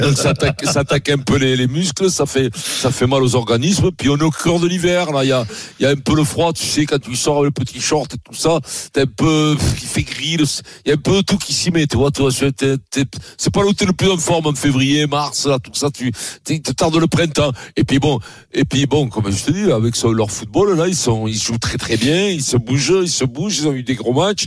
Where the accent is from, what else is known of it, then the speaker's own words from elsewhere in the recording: Italy; moved away; je suis italien